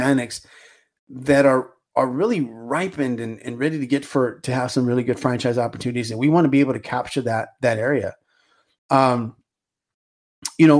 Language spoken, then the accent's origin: English; Los Angeles, California, United States; I grew up in California